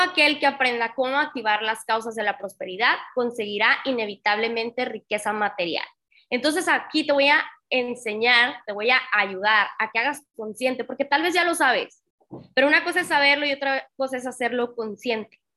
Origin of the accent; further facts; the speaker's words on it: Tamaulipas, Mexico; moved away as an adult; also born or lived in Monterrey; Yo soy de Tamaulipas, mis papás seguían viviendo en Tamaulipas, yo viviendo en Monterrey